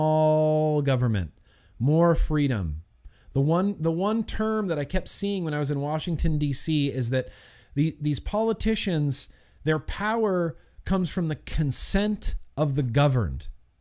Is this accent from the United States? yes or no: no; Australia; Light, I'm an Australian.